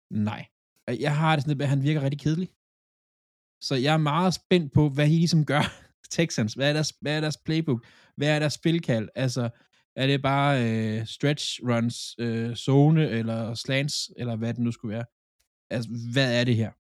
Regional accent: Funen, Southern Denmark, Denmark; jeg er Fynbo

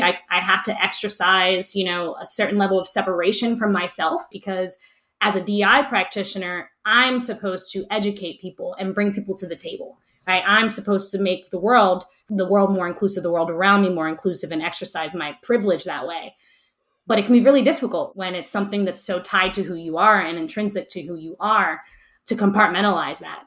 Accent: Camden, New Jersey, United States; I was born and raised in Camden

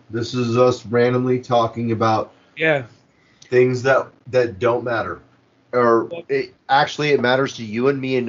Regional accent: United States

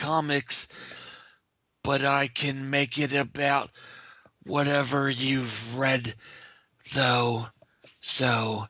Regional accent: United States; I'm an American

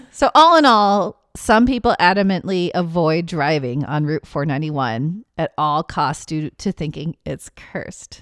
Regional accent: Washington, United States; my home state

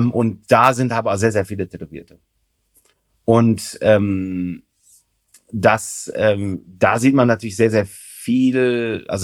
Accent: Germany; Also tatsächlich oft, äh, also als Deutscher hat man es da ja ganz gut.

